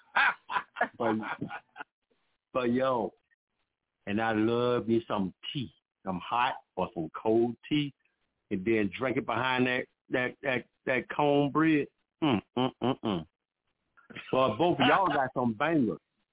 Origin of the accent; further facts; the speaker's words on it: Augusta, Georgia, United States; I'm from Augusta, Georgia